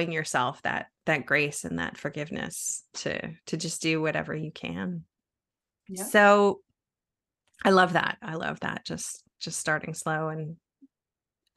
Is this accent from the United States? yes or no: no; Canada; moved away; I'm originally from Canada, and we used to have this show on TV when I was little